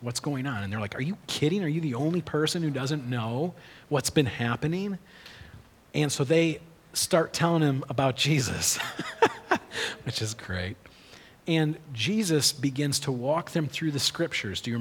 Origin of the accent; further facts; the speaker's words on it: United States; We grew up on Big Lake